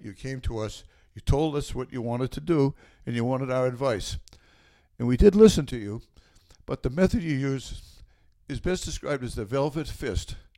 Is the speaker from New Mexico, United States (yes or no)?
no; Norwood, Massachusetts, United States; also born or lived in Westwood; I loved growing up in Norwood